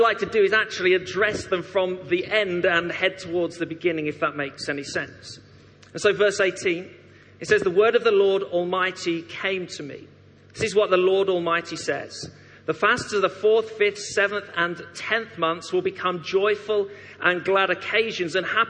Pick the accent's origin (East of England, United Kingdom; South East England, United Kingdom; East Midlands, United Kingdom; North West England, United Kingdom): East Midlands, United Kingdom; Derby; moved away as an adult; also born or lived in Leytonstone, London; now in Coventry, United Kingdom; I actually spent my teenage years growing up in Derby, a wonderful place